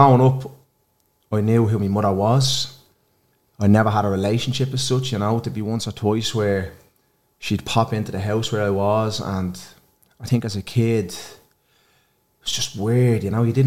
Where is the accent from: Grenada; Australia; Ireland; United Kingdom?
Ireland; Dublin, Leinster; also born or lived in Ballymun; I'm from Blanchardstown.